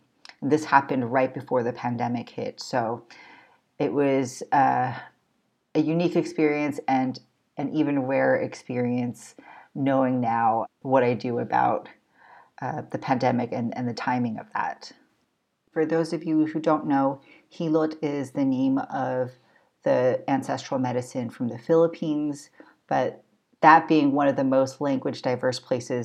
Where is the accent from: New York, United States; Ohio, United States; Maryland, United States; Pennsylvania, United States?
Maryland, United States; Baltimore; born or raised there